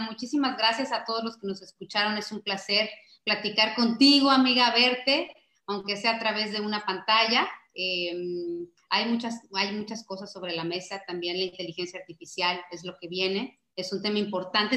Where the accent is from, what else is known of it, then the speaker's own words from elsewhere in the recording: Mexico; como mexicanos